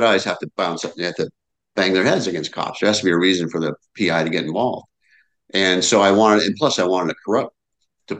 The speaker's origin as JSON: {"language": "English", "town": "San Diego", "region": "California", "country": "United States", "tie": "born or raised there", "said": "I live in San Diego, and I grew up in La Jolla"}